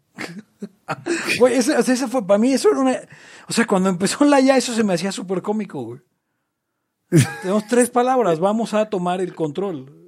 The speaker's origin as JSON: {"language": "Spanish", "region": "Mexico City", "country": "Mexico", "said": "yo soy de Jardín Malbuena"}